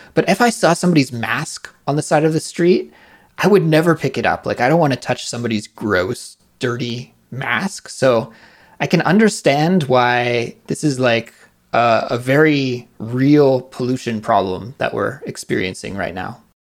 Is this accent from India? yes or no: no; near Vancouver, British Columbia, Canada; Vancouver, which is very close to my hometown in Canada